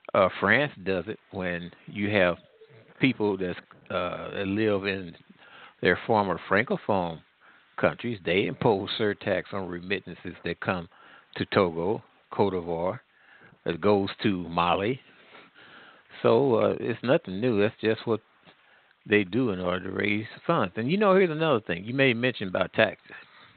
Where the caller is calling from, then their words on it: Midwest, United States; I'm calling from the Midwest.